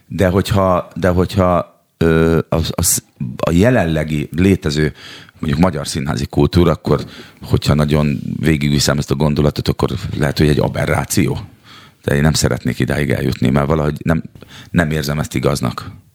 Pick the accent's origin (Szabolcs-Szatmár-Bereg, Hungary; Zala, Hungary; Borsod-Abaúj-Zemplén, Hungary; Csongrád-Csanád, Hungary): Csongrád-Csanád, Hungary; Szeged; moved away as an adult; now in Budapest, Hungary; Szegedi lakótelepről születtem, oda, ott nőttem föl, ott szocializálódtam harmincegy néhány éves koromban, költöztem Budapestre.